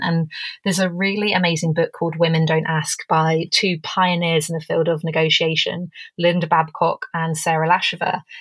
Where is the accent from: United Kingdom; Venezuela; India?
United Kingdom; England; now in Canada; I'm English, but I'm coming to you from Canada.